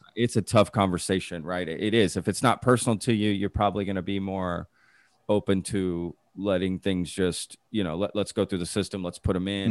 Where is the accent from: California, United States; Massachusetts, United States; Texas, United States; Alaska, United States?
Texas, United States; Dallas; now in Austin, United States; I grew up in Dallas